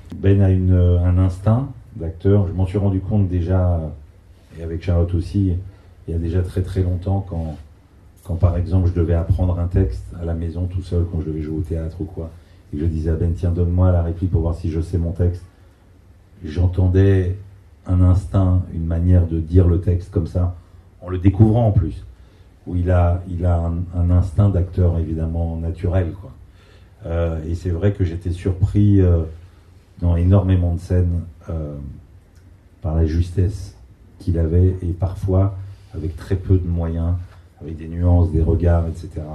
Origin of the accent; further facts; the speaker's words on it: France; first language French; also born or lived in Israel; j'ai grandi en France, j'ai quitté Israël, j'avais quelques mois à peine. Euh, je ne parle pas l'hébreu, ma langue c'est le français